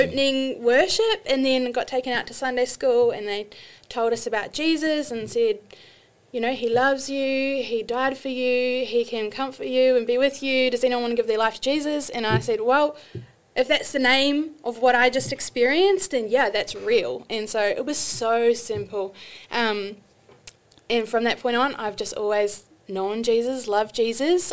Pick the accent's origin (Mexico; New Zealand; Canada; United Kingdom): New Zealand; moved away as an adult; also born or lived in Australia; now in United States; when I was 25, I moved from New Zealand to Australia